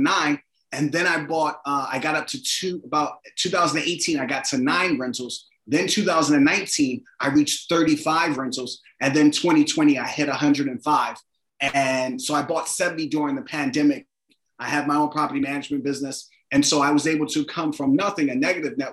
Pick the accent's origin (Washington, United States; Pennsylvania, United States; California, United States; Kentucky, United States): Pennsylvania, United States; Philadelphia; I grew up in Philadelphia, in a working class neighborhood